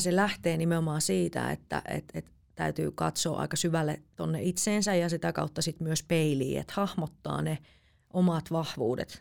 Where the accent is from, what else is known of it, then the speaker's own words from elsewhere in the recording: Jyväskylä, Central Finland, Finland; now in Helsinki, Finland; mä oon kasvanut Keski-Suomessa